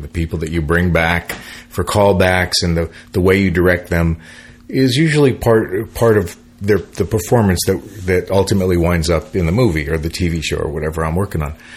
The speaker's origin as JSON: {"language": "English", "town": "San Francisco", "region": "California", "country": "United States", "tie": "born or raised there", "moved": "yes", "said": "as a musician, growing up in San Francisco, and so when I moved here in the '70s"}